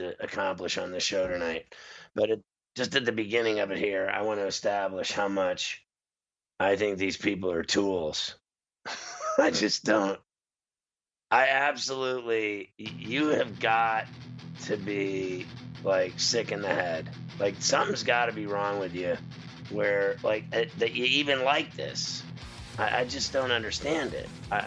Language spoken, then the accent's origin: English; New York City, New York, United States; we're from New York